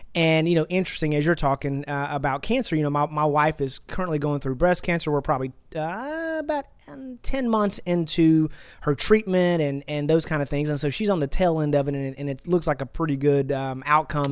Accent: Texas, United States; I'm from Texas, and I've, I was born and raised in Texas, and I've been here my whole life

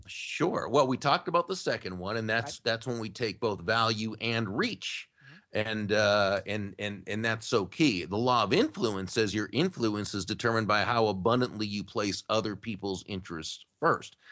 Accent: Massachusetts, United States; now in Jupiter, United States; I I grew up in Massachusetts

